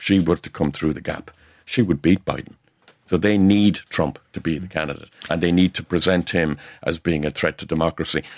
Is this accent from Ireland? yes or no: yes; North Cork, Munster, Ireland; I'm from North Cork